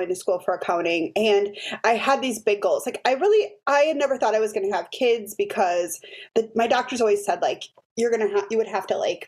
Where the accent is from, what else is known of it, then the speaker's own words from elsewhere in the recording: Milwaukee, Wisconsin, United States; I grew up in Milwaukee.